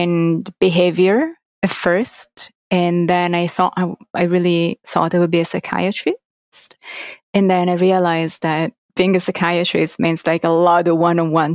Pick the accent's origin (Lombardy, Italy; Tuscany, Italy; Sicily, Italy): Tuscany, Italy; Florence; English is a second language; moved away; I was born and raised in Florence in Italy.